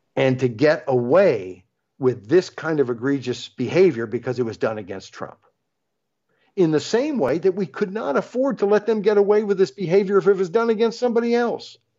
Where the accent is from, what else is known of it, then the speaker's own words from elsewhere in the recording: United States; as American citizens